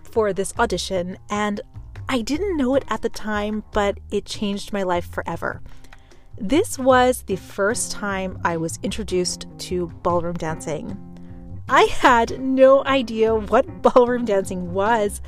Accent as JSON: {"language": "English", "town": "Pittsburgh", "region": "Pennsylvania", "country": "United States", "tie": "born or raised there", "said": "I'm originally from Pittsburgh, Pennsylvania."}